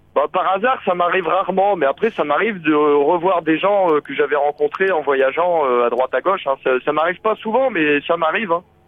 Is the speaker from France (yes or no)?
yes; the North, northern France, France; moved away; je viens du Nord à la base, mais j'ai l'accent du Sud parfois